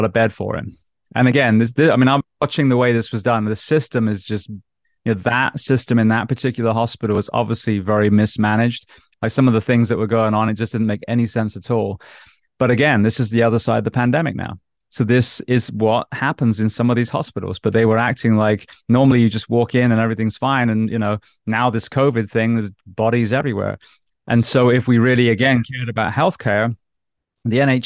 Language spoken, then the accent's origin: English; United States; an American paramedic